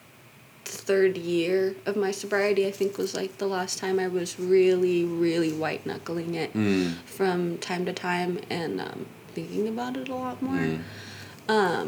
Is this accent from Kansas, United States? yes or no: yes; Kansas, United States; I grew up in Kansas, and I lived with my mom there